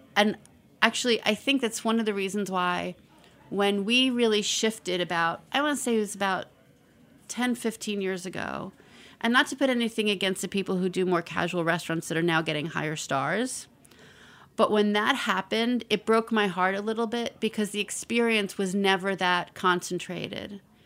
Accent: New York City, New York, United States; I grew up in the Bronx

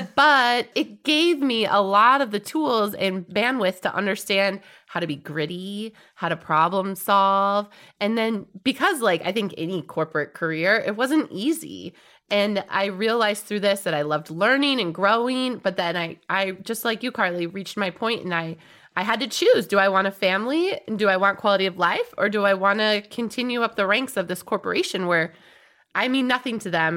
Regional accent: Wisconsin, United States; when I grew up in Wisconsin

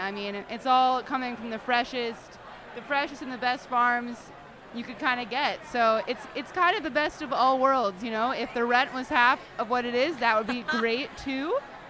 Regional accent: California, United States; I knew I wanted to go back to California, just because I'm from California and the culture's a little different.

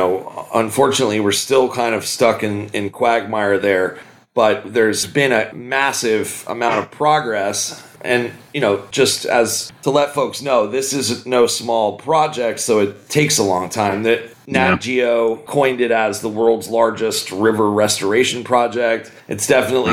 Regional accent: United States; moved away as an adult; now in Humboldt County, United States; I grew up in Philadelphia, New York

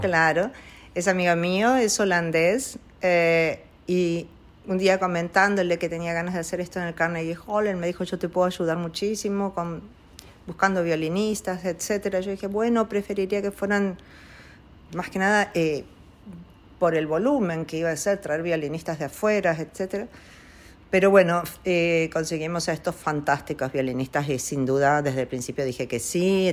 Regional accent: Argentina; also born or lived in Italy; Nosotros somos una familia Argentina que, siempre amó el arte, la música

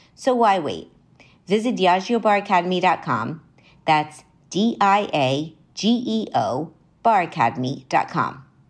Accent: Miami, Florida, United States; moved away; My hometown of Miami

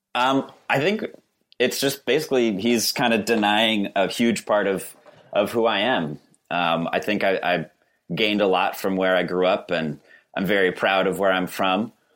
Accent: West Stockbridge, Massachusetts, United States; also born or lived in Pittsfield; I was born in Pittsfield, but I was raised in West Stockbridge

